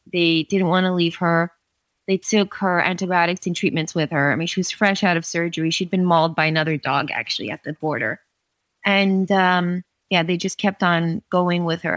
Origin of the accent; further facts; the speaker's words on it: New York, United States; moved away as an adult; now in Romania; I grew up in and around New York